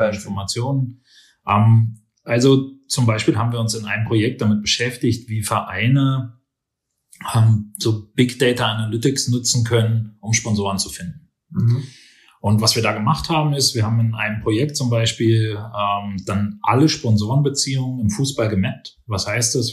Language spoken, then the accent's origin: German; Berlin, Germany; moved away as an adult; also born or lived in Nuremberg / China / Australia / Los Angeles; now in Vienna, Austria; Ich bin äh, genau in Berlin geboren, aufgewachsen